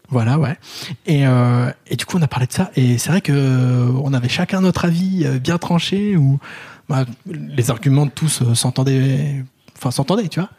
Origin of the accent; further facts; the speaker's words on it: Paris, Île-de-France, France; en tant que Parisien blanc grand